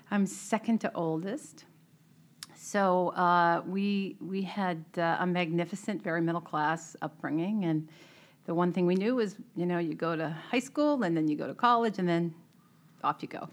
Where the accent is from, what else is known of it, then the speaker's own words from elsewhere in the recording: Melrose, Massachusetts, United States; I grew up in Melrose.